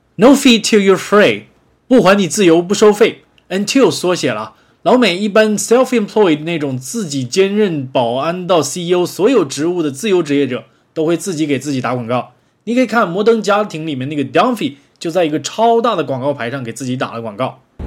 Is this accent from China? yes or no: yes; Northeast China, China; 我是东北人